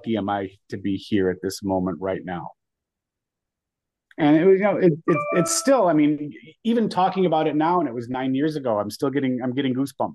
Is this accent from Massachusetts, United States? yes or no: no; Michigan, United States; now in Florida, United States; growing up in Michigan, we have so many fantastic golf courses